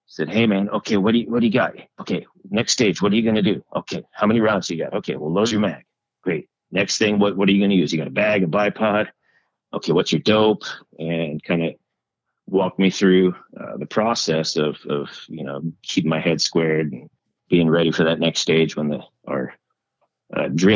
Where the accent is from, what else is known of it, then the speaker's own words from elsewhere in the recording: New Jersey, United States; moved away as an adult; also born or lived in California; Originally born and raised in New Jersey. Then later in life, once I was an adult, moved out west to California